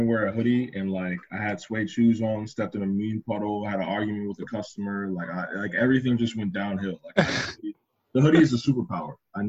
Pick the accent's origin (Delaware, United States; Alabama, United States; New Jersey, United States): New Jersey, United States; Orange, Bloomfield, East Orange, Madison; I grew up in the hood. I grew up in Orange, Bloomfield, East Orange. That was like 0 to 10 years old.